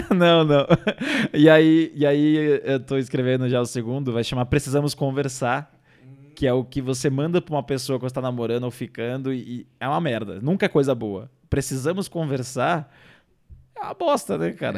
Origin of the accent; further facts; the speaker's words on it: Ilhabela, São Paulo, Brazil; now in São Paulo, Brazil; Então eu vim de Ilhabela, cheguei em São Paulo